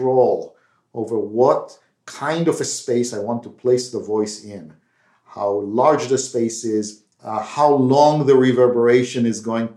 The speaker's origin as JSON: {"language": "English", "country": "Israel", "tie": "born or raised there", "moved": "yes", "said": "As you can tell by my accent, I'm not from India, but I grew up in Israel"}